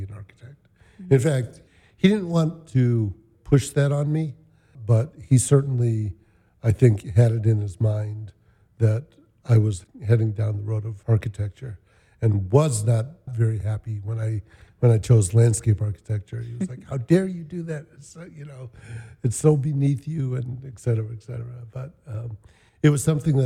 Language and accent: English; Chicago, Illinois, United States; born in Bronzeville, grew up in Kenwood